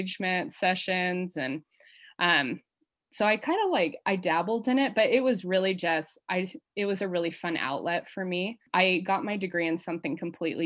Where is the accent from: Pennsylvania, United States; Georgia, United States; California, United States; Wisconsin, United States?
California, United States; the Bay Area; also born or lived in Hawaii; now in Oregon, United States; I'm from the Bay Area originally